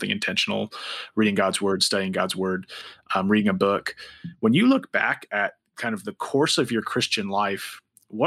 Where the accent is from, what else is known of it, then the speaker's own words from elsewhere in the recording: Montana, United States; I'm from Montana